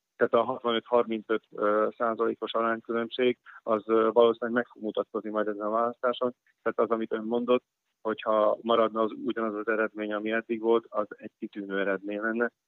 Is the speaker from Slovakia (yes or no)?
yes; Hungarians, southern Slovakia, Slovakia; magyarok vagyunk